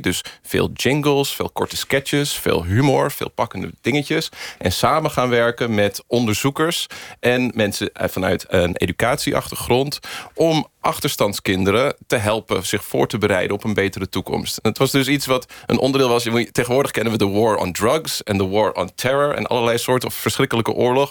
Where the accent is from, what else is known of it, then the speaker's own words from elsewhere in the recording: United States; now in Netherlands; Ik ben in Amerika geboren en ben dus met Amerikaanse Sesamstraat eerst opgegroeid.